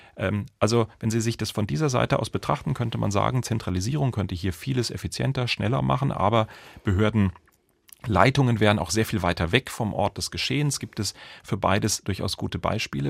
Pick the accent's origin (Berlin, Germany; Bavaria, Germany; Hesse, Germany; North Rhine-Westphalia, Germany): Bavaria, Germany; Munich; bei uns in München